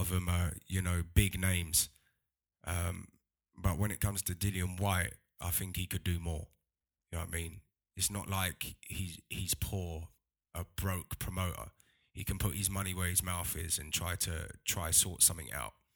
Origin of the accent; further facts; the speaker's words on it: London, United Kingdom; I'm from London